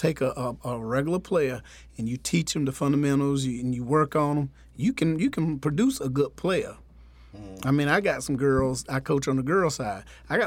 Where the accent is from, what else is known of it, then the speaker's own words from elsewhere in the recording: Clayton, North Carolina, United States; I'm from Clayton. I'm a Clayton Comet